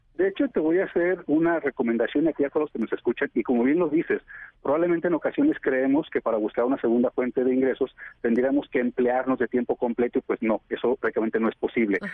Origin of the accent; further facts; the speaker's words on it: Mexico; nosotros como mexicanos